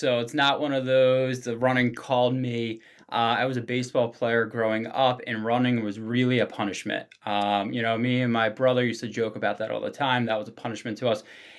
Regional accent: Abington, Pennsylvania, United States; Yeah, so right outside of Philadelphia. So I grew up in a small town, Abington. Not too large.

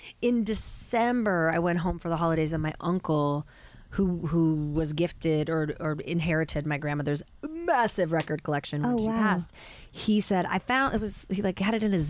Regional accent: Pacific Northwest, United States; The Northwest, Oregon, okay. Washington.

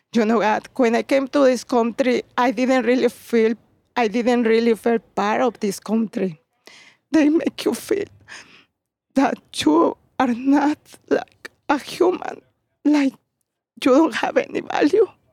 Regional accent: Puebla, Mexico; English is a second language; moved away as an adult; now in Chicago, United States; I'm from Puebla.

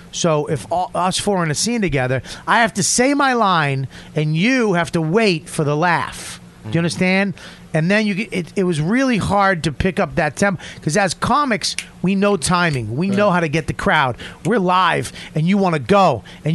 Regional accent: Boston, Massachusetts, United States; I come from Boston

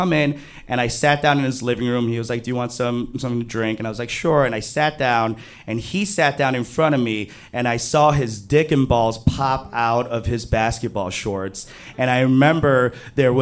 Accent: New York City, New York, United States; I grew up in Flushing, Queens. Queens is a borough in New York City.

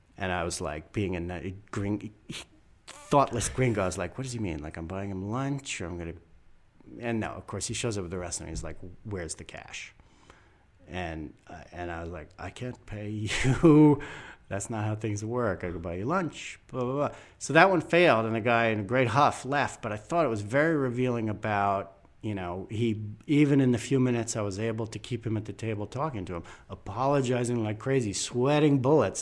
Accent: United States; white American male born in the second half of the twentieth century.

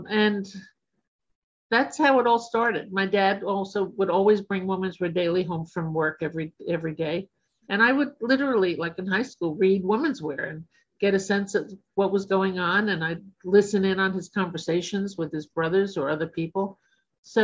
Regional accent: New York City, New York, United States; I grew up in Brooklyn before Brooklyn was a hot place to grow up in.

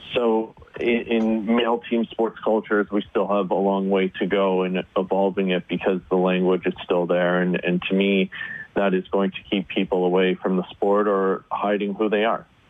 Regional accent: Northern Ontario, Canada; I grew up in Northern Ontario

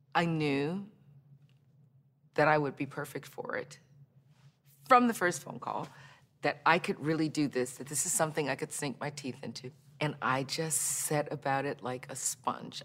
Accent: Baton Rouge, Louisiana, United States; moved away; I grew up in Baton Rouge, Louisiana

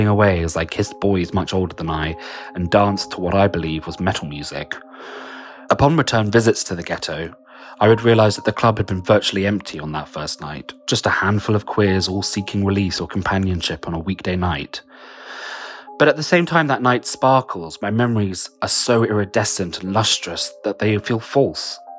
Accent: London, United Kingdom; I'm a writer from London

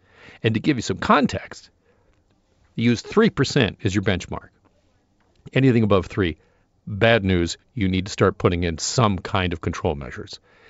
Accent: Burlington, Ontario, Canada; he's from Etobicoke, I'm from Burlington, tomato, tomato, I guess.

